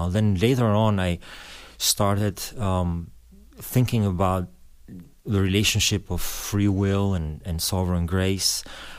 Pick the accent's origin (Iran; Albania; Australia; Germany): Albania; born there; English is a second language; I was born in Albanian. I was born in 71, born during the communist regime.